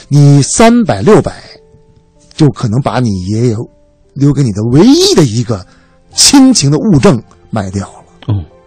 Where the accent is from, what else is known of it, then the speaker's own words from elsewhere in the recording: Beijing, China; 我们家这个作为老北京的一个，一个，一个大家族